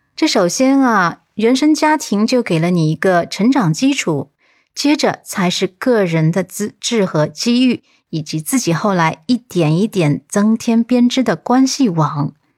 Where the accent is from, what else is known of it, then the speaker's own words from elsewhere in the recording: China; 我们中国人